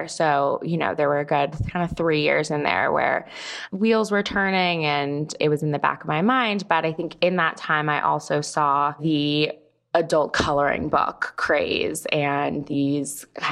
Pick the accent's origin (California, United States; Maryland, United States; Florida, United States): California, United States; moved away as an adult; now in New York, United States; I moved to New York from California, where I'm from, to go to Barnard College